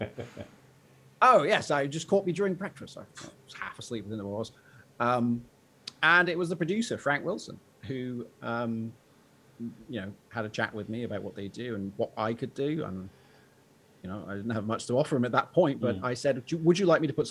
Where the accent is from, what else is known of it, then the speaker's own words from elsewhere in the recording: Shrewsbury, West Midlands, United Kingdom; I was born in Shrewsbury, birthplace of Charles Darwin